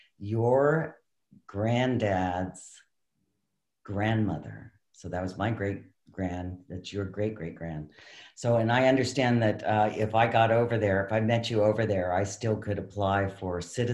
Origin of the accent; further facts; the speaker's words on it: Maine, United States; now in California, United States; I'm originally from Maine